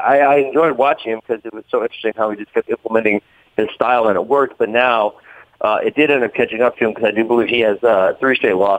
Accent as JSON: {"language": "English", "town": "Milwaukee", "region": "Wisconsin", "country": "United States", "tie": "born or raised there", "moved": "as an adult", "said": "I grew up in Wisconsin. I was at Milwaukee and then I was gone for roughly 10 years, and now I'm back"}